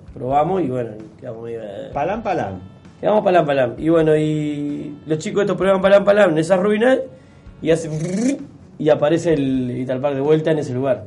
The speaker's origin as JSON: {"language": "Spanish", "area": "Gualeguaychú", "region": "Entre Ríos", "country": "Argentina", "said": "De allá de Golgoichú somos de Pueblo Nuevo."}